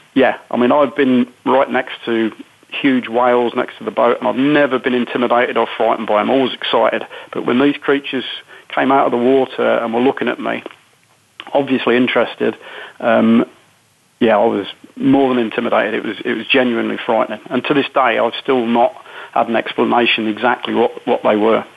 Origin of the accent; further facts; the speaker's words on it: United Kingdom; being typically British